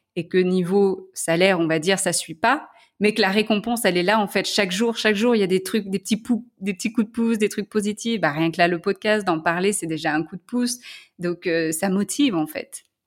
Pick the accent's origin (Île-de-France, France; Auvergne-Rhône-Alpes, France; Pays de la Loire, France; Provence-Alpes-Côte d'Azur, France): Auvergne-Rhône-Alpes, France; Lyon; moved away as an adult; also born or lived in San Francisco, United States; now in Belgium; je suis lyonnaise